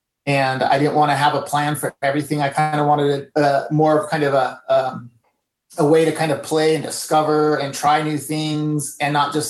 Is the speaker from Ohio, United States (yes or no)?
no; California, United States; I grew up in part of my life in California, so I was inspired from the Mexican culture.